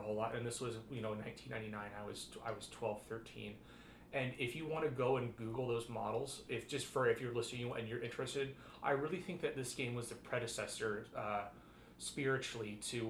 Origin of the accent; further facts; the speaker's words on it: Las Vegas, Nevada, United States; now in Portland, United States; I grew up in Las Vegas, Nevada